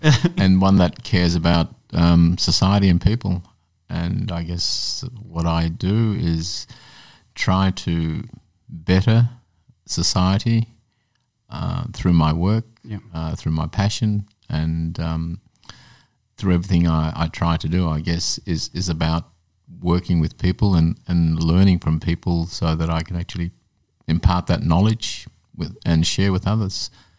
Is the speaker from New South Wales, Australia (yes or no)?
no; Glenroy, Victoria, Australia; But a child to a migrant family and straddling dual cultures is not a new story for many kids that have come from migrant families.